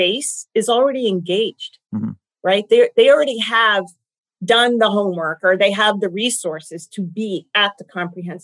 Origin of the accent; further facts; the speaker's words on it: Golden State Warriors territory, California, United States; I come from Golden State Warrior territory